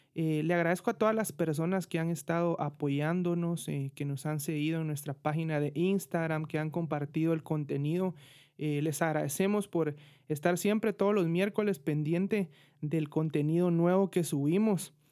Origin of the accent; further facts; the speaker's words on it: Guatemala City, Guatemala Department, Guatemala; yo soy de Guatemala, de la bella ciudad de Guatemala